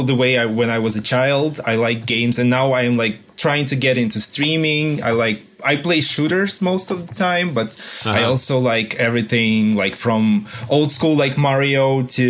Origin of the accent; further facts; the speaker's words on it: Ukraine; I live in Kiev. I, born and raised in Ukraine.